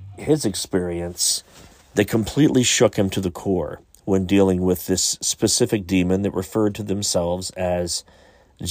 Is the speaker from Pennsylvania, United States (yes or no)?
no; Pike County, Ohio, United States; I grew up in Pike County, Ohio, which is Waverly, Piketon, Beaver, Latham, that whole area